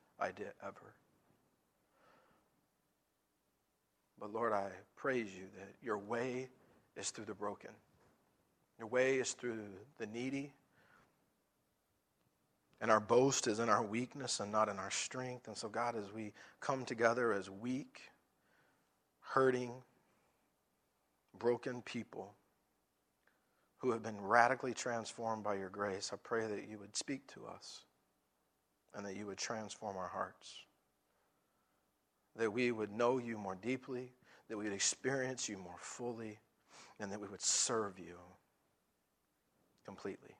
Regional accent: the South, United States; I'm from the South

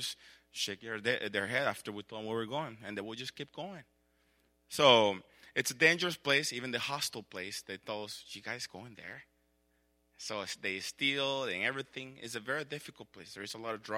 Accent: El Salvador; moved away; I grew up in El Salvador

